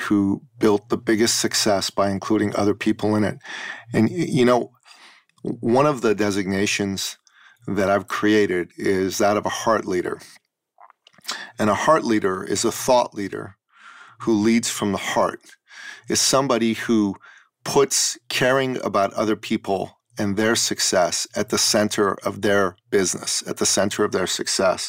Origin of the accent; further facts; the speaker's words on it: Iran; moved away; I was born in Iran and I grew up under, for a period of time, under the Islamic totalitarian government in Iran